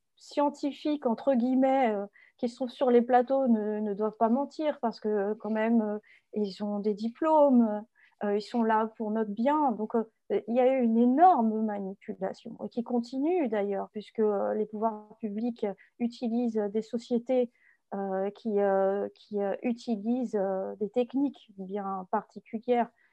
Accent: France; en tant que Français

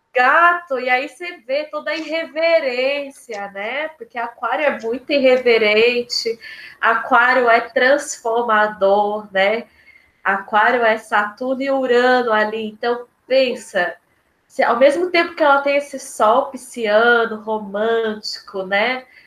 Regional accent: Lorena, São Paulo, Brazil; é a minha terra, o Vale do Paraíba. Eu sou de Lorena

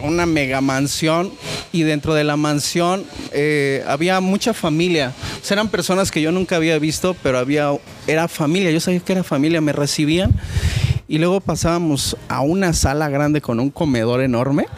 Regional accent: Oaxaca, Mexico; now in Querétaro, Mexico; yo soy de Oaxaca también

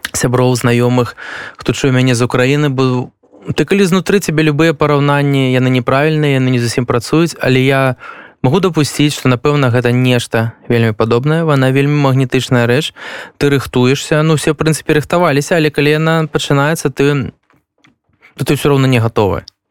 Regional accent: Belarus; moved away as an adult; also born or lived in Ukraine; now in Poland; мы беларусы

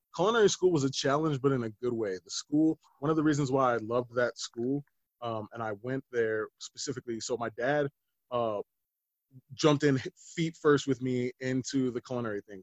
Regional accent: Littleton, United States; I grew up in Littleton, which is ma- majority white.

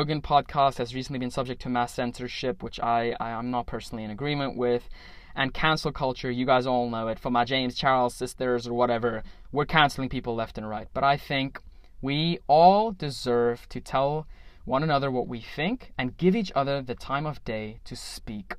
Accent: South Africa; I am a South African

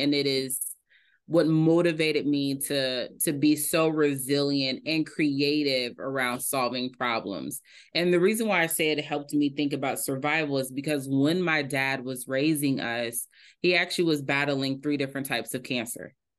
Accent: Indianapolis, Indiana, United States; I am from Indianapolis, Indiana, a Hoosier through and through

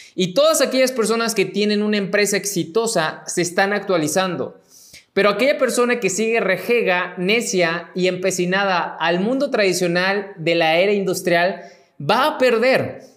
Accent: Mexico; mexicano, emprendedor y empresario

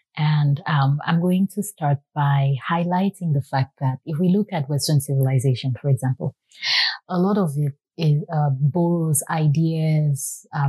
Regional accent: Cameroon; now in United States; growing up in Cameroon

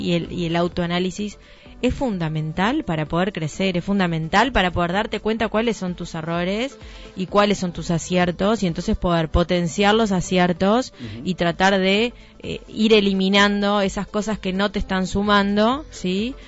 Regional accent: Montevideo, Uruguay; moved away as an adult; now in Nueva Helvecia, Uruguay; no nací en Nueva Albesia, por ejemplo. Yo soy de Montevideo y en un momento tuve que tomar la decisión de venirme a, vivir a Nueva Albesia

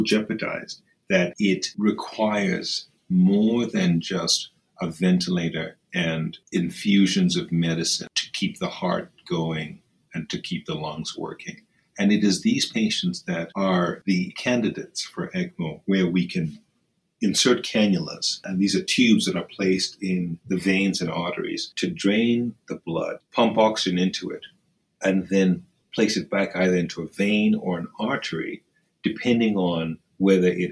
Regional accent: Nairobi, Kenya; moved away; I grew up in Kenya. I was born in Nairobi, Kenya, and I went to school there, lived there

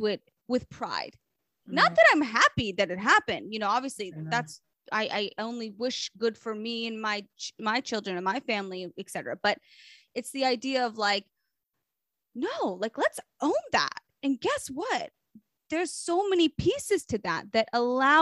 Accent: Memphis, Tennessee, United States; also born or lived in Israel; now in Long Island, United States; growing up in Memphis

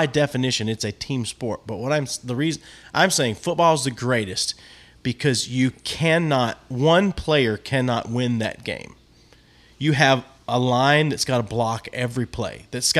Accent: United States; I'm an American.

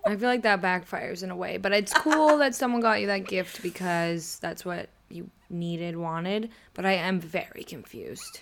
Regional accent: Boston, Massachusetts, United States; my hometown that would be in like Southie Boston

